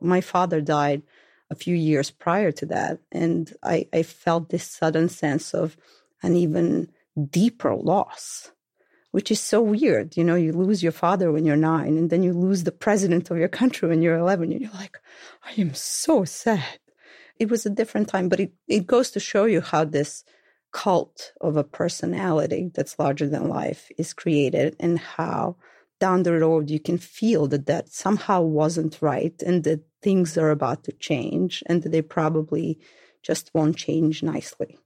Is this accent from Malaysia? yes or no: no; Belgrade, Serbia; born or raised there; accent: thick Belgrade; moved away